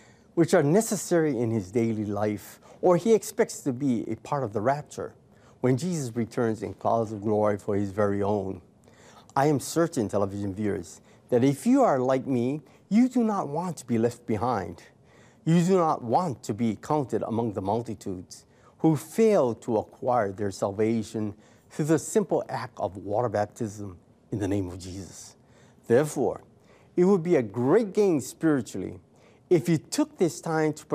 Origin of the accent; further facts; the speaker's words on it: United States; We as American citizens